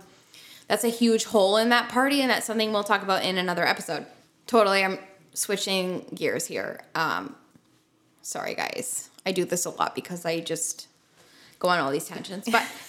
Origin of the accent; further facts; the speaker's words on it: Canada; we come back to Canada, where we live and are citizens